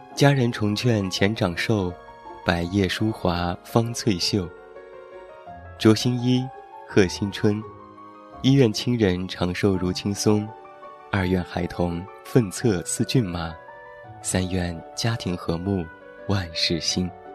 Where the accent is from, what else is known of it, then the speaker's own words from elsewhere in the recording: Taiyuan, Shanxi, China; 在我的老家山西太原有这样的习俗：春节早晨放开门炮仗是必不可少的，寓意开门大吉